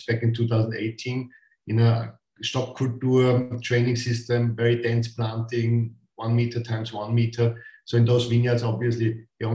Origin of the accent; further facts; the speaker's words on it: Styria, Austria; moved away as an adult; now in Burgenland, Austria; I come from Styria, from southern part of Austria. My parents used to grow wine as well.